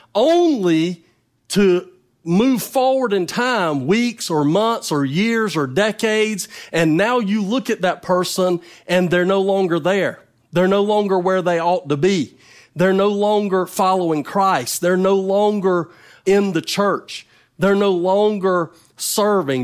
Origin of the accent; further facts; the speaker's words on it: North Carolina, United States; now in Mississippi, United States; I, I was not born in Mississippi. I'm from North Carolina, but I've lived in Mississippi a long time